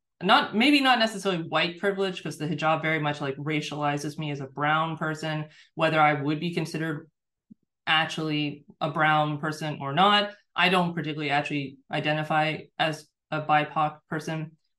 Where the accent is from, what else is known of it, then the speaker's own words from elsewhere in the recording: United States; being born and raised in a Muslim family in the United States